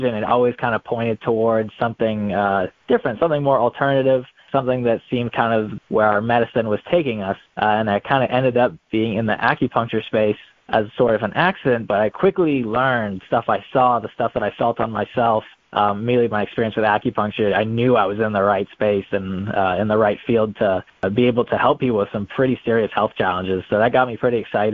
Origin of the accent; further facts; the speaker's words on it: Raleigh, North Carolina, United States; moved away as an adult; also born or lived in Florida; I am originally from Raleigh, North Carolina